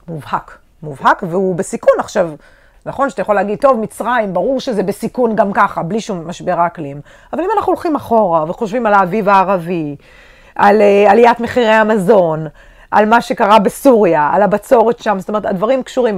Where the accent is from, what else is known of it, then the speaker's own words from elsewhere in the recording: Israel; האזור שלנו, אתה גדלת פה, אני גדלתי פה